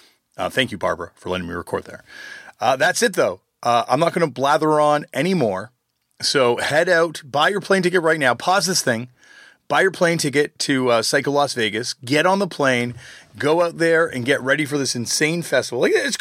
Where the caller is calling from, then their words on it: Toronto, Ontario, Canada; I'm calling from actually the middle of nowhere in Ontario right now, but normally I'm calling from Toronto, Canada.